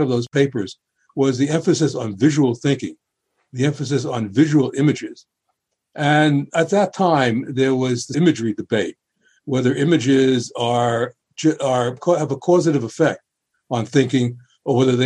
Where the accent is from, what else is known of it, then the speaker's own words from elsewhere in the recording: New York City, New York, United States; when I was a boy growing up in the Bronx